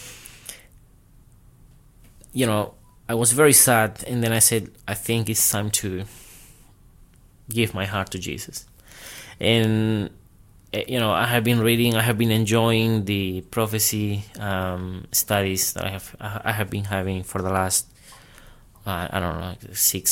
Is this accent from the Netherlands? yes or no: no; Peru; moved away as an adult; now in Australia; I'm from Peru, South America. I came here to Australia when I was 19.